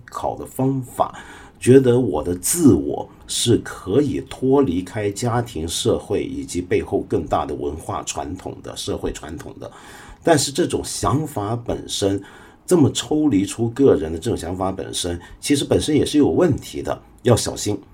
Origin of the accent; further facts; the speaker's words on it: China; 我们中国人